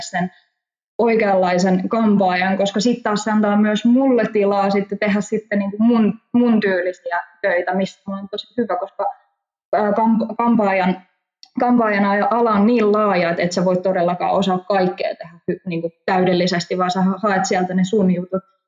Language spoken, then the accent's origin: Finnish; Hamina, Kymenlaakso, Finland; mä olen Haminasta pikkukaupungista